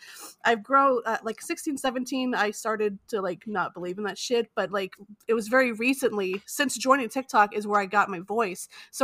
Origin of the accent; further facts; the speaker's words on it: Miami, Florida, United States; also born or lived in Guatemala; I'm from Florida